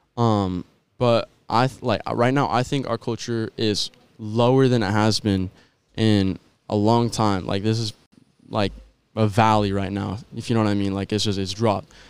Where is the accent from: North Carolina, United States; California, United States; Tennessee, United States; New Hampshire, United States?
California, United States; San Jose; now in Rocklin, United States; I grew up in San Jose, California, and in twenty sixteen, I moved to Rockland. Um, so I'd say I kinda mainly grew up, um, I spent more time in San Jose, but I feel like I grew up in Rockland